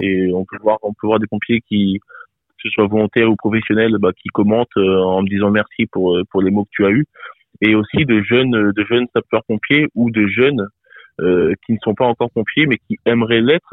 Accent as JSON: {"language": "French", "town": "Bourges", "region": "Centre-Val de Loire", "country": "France", "said": "je viens de Bourges, et euh, donc dans le Cher, hein, dans 18 000"}